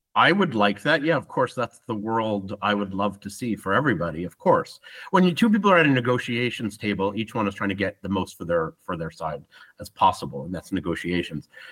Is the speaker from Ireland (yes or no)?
no; Ottawa, Ontario, Canada; moved away as an adult; also born or lived in Israel; now in Tel Aviv, Israel; I'm Canadian. I'm Jewish. Um, never really believed in much to do with Judaism. I'm an atheist, but involved a little bit in the Jewish community in in Ottawa.